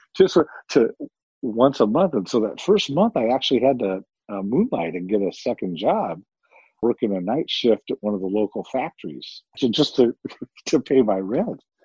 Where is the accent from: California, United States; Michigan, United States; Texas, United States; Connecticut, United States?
California, United States; Santa Ana; I grew up locally. I grew up in Santa Ana, California